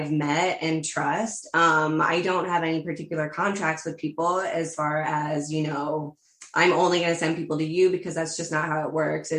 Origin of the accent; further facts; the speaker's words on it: United States; I'm an American